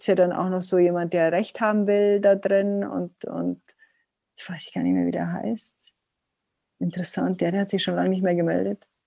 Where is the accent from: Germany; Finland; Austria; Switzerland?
Germany; Bavaria; Also ich hieß als Neunjährige hieß ich bei uns in Bayern, in, bei uns, wo ich aufgewachsen bin, die beleidigte Leberwurst.